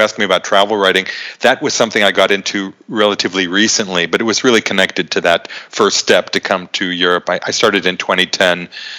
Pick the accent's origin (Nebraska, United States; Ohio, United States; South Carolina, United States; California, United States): Ohio, United States; Boardman; moved away as an adult; also born or lived in Poland, Ohio / Oxford, Ohio / New York / Vienna; now in Prague, Czech Republic; I'm originally from the Youngstown area. I was born in Poland, Ohio, and I grew up in Boardman, which is a big suburb south of Youngstown. I went to Boardman High School, graduated in the late 1970s